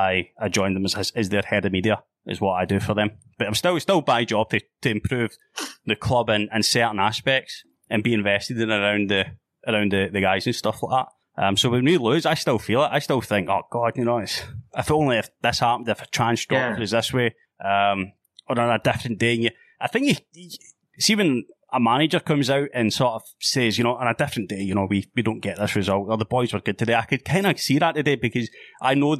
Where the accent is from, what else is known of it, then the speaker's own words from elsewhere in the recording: Paisley, Scotland, United Kingdom; the club I grew up with in my hometown Paisley was St Mirren